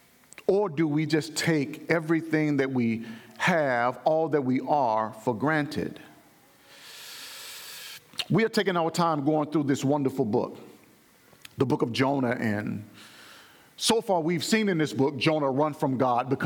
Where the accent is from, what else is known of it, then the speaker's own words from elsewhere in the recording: Alabama, United States; my home church growing up in Alabama